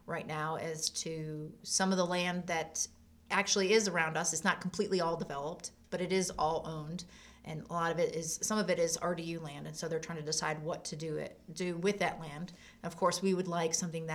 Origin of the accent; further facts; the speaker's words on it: La Grange, North Carolina, United States; I grew up in LaGrange.